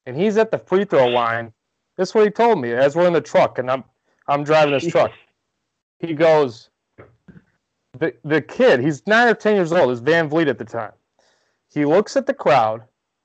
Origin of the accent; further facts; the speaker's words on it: Rockford, Illinois, United States; he's from my hometown